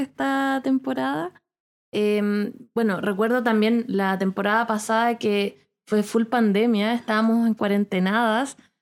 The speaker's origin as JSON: {"language": "Spanish", "town": "Rancagua", "region": "O'Higgins", "country": "Chile", "tie": "born or raised there", "moved": "yes", "said": "Yo nací en Rancagua y viví casi toda mi vida eh, niñez, adolescencia"}